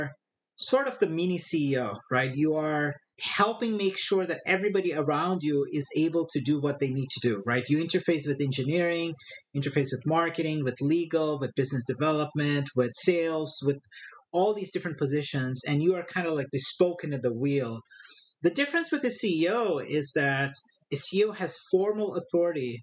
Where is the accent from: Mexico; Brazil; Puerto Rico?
Brazil; moved away as an adult; also born or lived in northern India / Brasília, Brazil; now in Silicon Valley, United States; Born and raised in a small city on the coast of Brazil. I lived for a couple of years in northern India and then came back to that city and then did my high school in the capital of Brazil